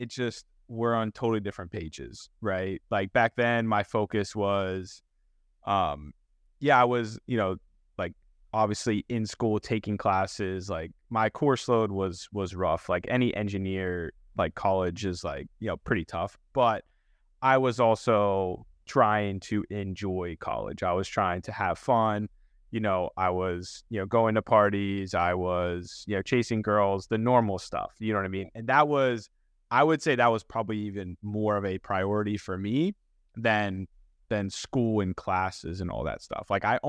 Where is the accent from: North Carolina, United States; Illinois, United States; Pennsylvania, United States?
Pennsylvania, United States; Pittsburgh; But I grew up in Pittsburgh, born and raised there.